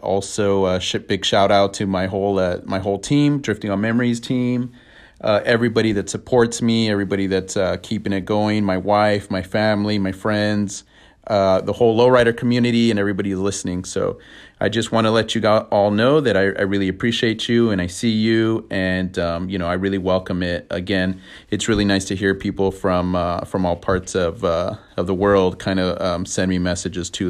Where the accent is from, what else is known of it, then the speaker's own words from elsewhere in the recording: near Pasadena, California, United States; I grew up not too far from Pasadena